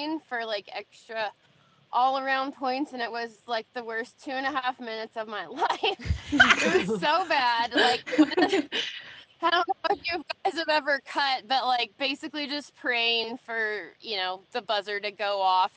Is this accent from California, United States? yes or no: yes; Central Coast, California, United States; moved away as an adult; now in Texas, United States; growing up in California on the Central Coast is cow horse country